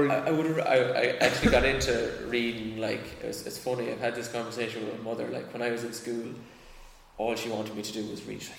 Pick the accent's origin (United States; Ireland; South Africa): Ireland; I think as Irish people, we're a little bit allergic to that kind of like super positive, like American